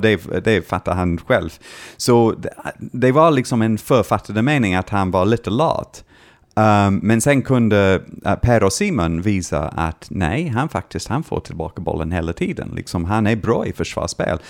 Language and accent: Swedish; Scotland, United Kingdom; Swedish is a second language; moved away as an adult; now in Sweden; när jag var hemma i Skottland tittade på mitt eh, barndomslag, Dunfermline Athletic